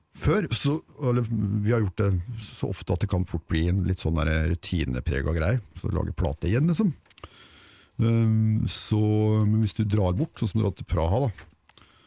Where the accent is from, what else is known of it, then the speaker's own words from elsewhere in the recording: Ål, Buskerud, Norway; moved away; hjemme på Ål for å gjøre siviltjeneste